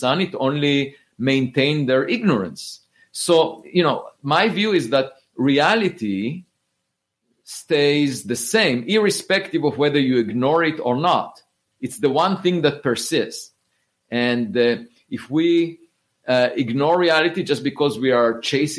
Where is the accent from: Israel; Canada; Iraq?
Israel; moved away as an adult; I grew up in Israel